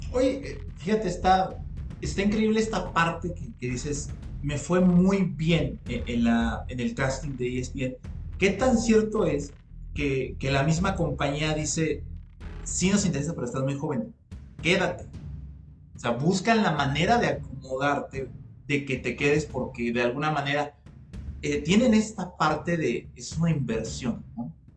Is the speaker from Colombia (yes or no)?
no; Mexico; los mexicanos somos muy criticones